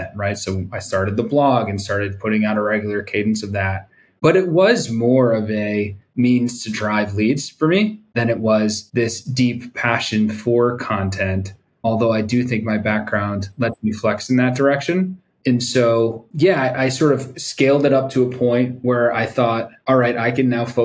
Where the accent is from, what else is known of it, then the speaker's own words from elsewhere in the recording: East Coast, United States; also born or lived in New York City; now in San Diego, United States; I'm from the East Coast, living in North County, San Diego now